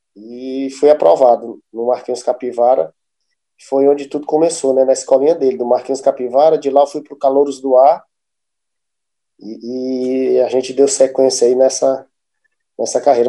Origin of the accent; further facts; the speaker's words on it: Fortaleza, Ceará, Brazil; Eu sou, sou natural daqui mesmo, né, de, de Fortaleza